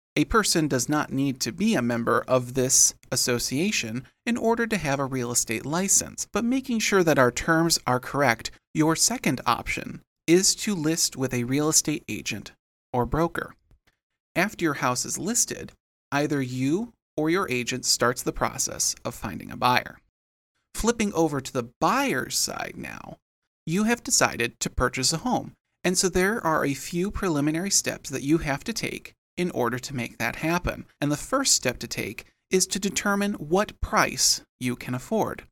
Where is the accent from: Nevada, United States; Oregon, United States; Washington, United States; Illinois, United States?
Illinois, United States; Rockford; my hometown of Rockford, Illinois